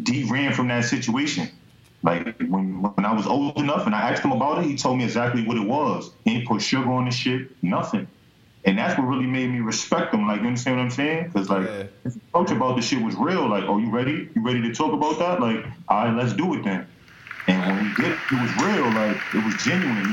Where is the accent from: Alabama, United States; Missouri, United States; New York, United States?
New York, United States; New York City; I'm from Webster, 183rd. Like, you know what I mean? But I'm from the Bronx.